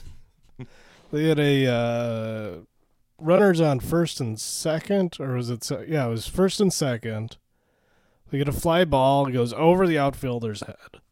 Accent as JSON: {"language": "English", "region": "Minnesota", "country": "United States", "said": "as a Minnesotan"}